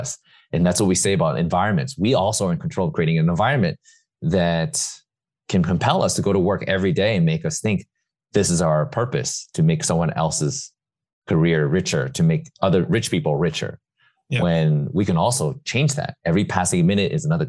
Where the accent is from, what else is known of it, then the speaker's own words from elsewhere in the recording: New York City, New York, United States; I hadn't even left New York City ever. I was born and raised in New York